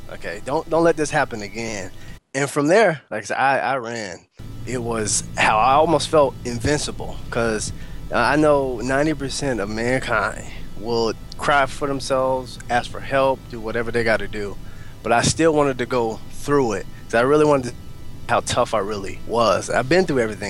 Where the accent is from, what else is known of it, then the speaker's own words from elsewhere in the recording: Altus, Oklahoma, United States; moved away as an adult; also born or lived in Lawton, Oklahoma / Alaska; now in Oklahoma City, United States; I was raised in Altus, and from Altus, I traveled to Lawton